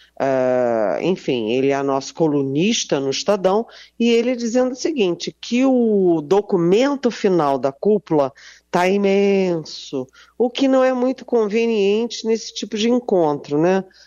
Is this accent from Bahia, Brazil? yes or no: no; Rio de Janeiro, Brazil; é aquele compromisso de carioca que a gente brinca, e eu sou carioca